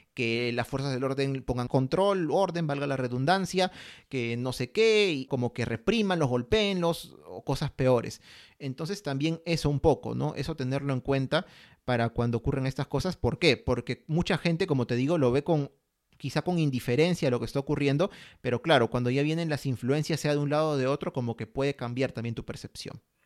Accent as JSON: {"language": "Spanish", "country": "Peru", "said": "estamos viviendo en este país, somos peruanos"}